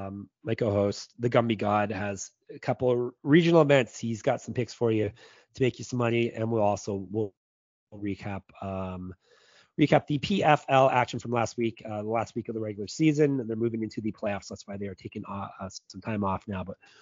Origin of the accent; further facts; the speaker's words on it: Canada; As you can tell, I'm a Canadian. Maybe you can't tell because I'm sick. Maybe I don't sound as Canadian because my voice isn't quite what it usually is.